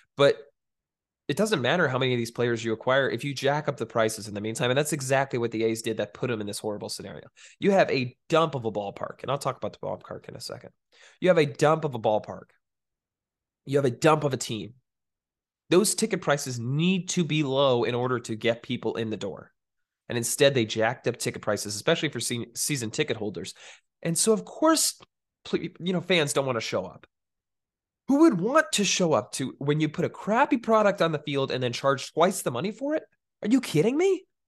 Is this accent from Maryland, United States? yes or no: no; East Bay, San Francisco Bay Area, California, United States; I grew up in the East Bay, uh, fifteen minutes from Oakland.